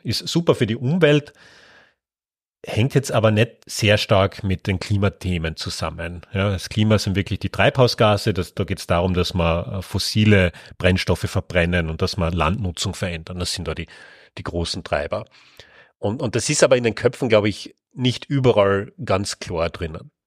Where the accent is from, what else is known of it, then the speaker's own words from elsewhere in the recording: Carinthia, Austria; Ja, geboren bin ich in Kärnten. Ich bin auch dort aufgewachsen.